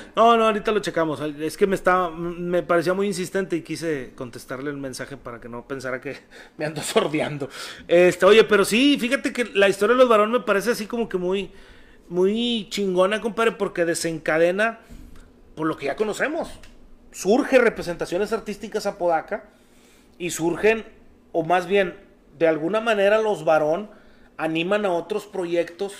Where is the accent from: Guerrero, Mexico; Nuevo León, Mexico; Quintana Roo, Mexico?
Nuevo León, Mexico; Apodaca; somos de Apodaca, güey. Este, somos de Apodaca